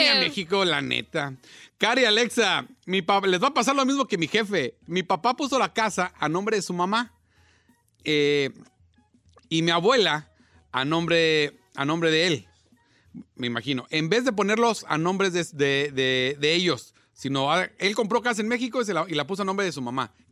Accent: El Salvador; yo soy de salvadoreño. Mi esposa es de Sinaloa.

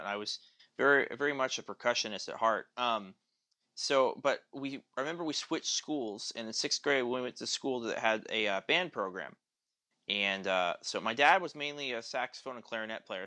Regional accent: Tulsa, Oklahoma, United States; also born or lived in St. Louis; I moved back to Tulsa, where I'm at now. I grew up in Tulsa

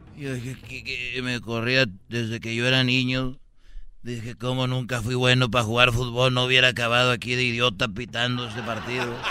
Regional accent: Jalisco, Mexico; yo soy de, de, de Jalisco

